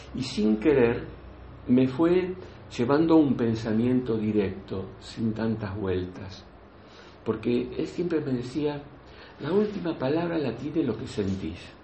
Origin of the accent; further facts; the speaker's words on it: outskirts of Buenos Aires, Buenos Aires Province, Argentina; now in Spain; Yo nací en la Argentina, nací en, los, las afueras de la capital federal, por lo tanto mi forma de vida fue muy del campo